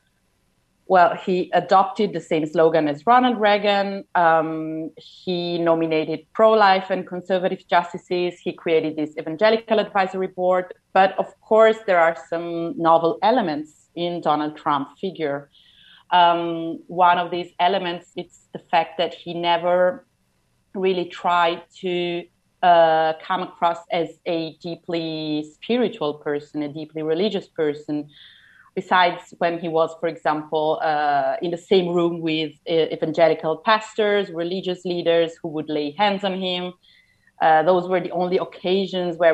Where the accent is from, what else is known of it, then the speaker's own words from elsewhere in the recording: Italy; growing up in Italy, most of us are kind of used to seeing religious symbols